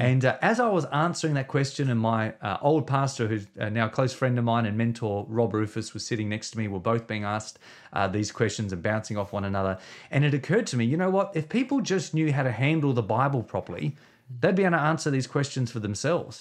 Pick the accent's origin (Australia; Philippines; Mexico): Australia; Victor Harbor, South Australia; we planted, uh, a church in my hometown, uh, when we were twenty-three years of age. So we've been leading a church now for uh, twenty years, um, in a place called Victor Harbour. It's just south of Adelaide. Uh, so, uh, in South Australia